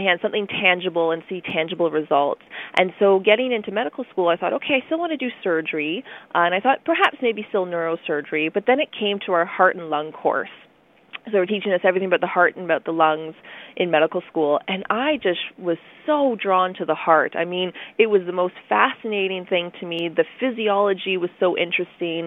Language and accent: English; Ottawa, Ontario, Canada; also born or lived in Chesterfield Inlet, Nunavut; Ottawa is where I've been raised almost my whole life